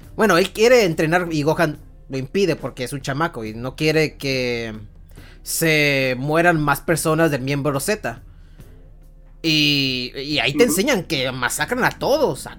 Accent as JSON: {"language": "Spanish", "country": "Mexico", "said": "soy mexicano que creció con las cancioncitas icónicas de Dragon Ball"}